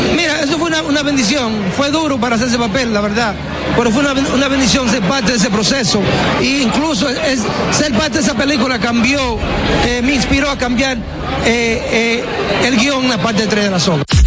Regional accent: Baitoa, Santiago, Dominican Republic; moved away; siempre voy a regresar a mi pueblo

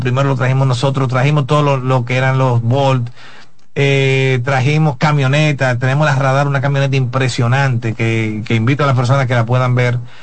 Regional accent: Dominican Republic

